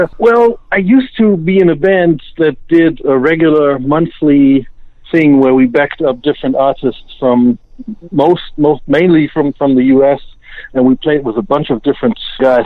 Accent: Osnabrück, Lower Saxony, Germany; my hometown of Osnabrück

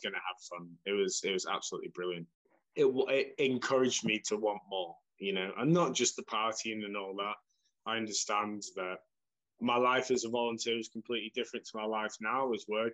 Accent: England, United Kingdom; moved away as an adult; now in Slovakia; I'm English

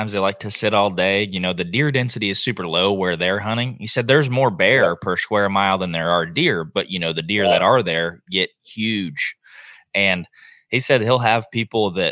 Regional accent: Oklahoma, United States; now in Texas, United States; I live in Texas now. I'm from Oklahoma.

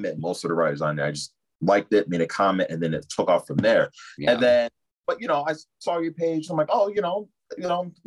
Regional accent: Chicago, Illinois, United States; also born or lived in Lafayette, Indiana; I've been born and raised in the Chicagoland area.

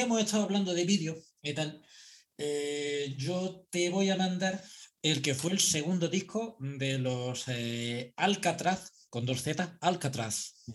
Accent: Andalusia, Spain; soy andaluz

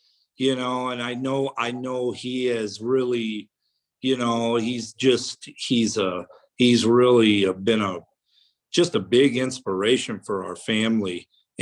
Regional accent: Peoria, Illinois, United States; right outside of Peoria, which was ultimately my hometown as well

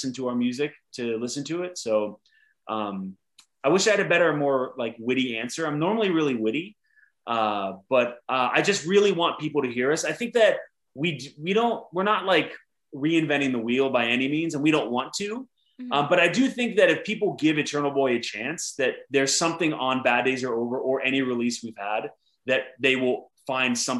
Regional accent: Pittsburgh, Pennsylvania, United States; we're from Pittsburgh, Pennsylvania.

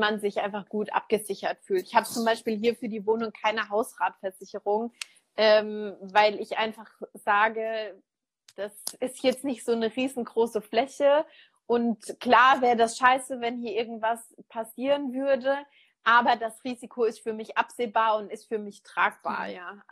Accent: Germany; bei uns in Deutschland

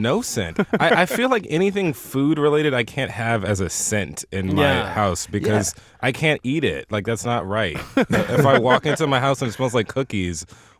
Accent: the South, United States; I'm from the South, so I say y'all.

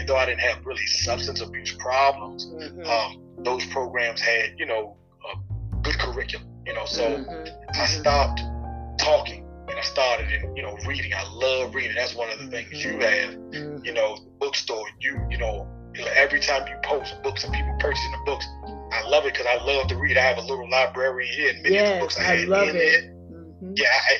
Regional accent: Washington, District of Columbia, United States; also born or lived in Maryland / Arlington / Alexandria / St. Croix; being from the inner city, I'm from Washington, D.C., southeast, a place called Parkland and Shipley Terrace. But I've lived, you know, in northwest uptown. I've lived in Maryland, Calvert County. I've lived in Arlington, Alexandria. I've lived in St. Croix, the Virgin Islands.

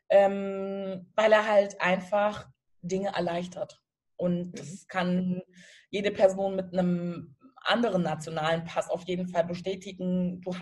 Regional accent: Germany; also born or lived in Lomé, Togo; Ich bin tatsächlich hier

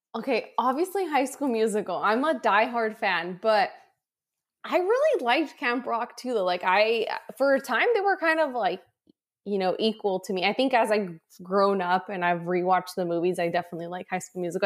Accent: San Diego, California, United States; also born or lived in Tijuana, Mexico; I was born here in San Diego, and then my parents lived in Mexico.

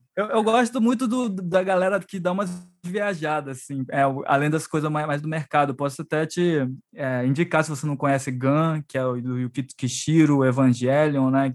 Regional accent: Brazil; Nós somos brasileiros

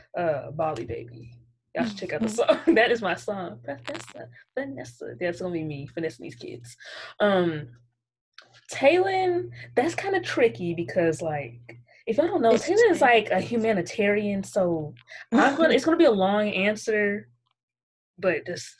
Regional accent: Arlington, Texas, United States; I was born in Arlington, Texas

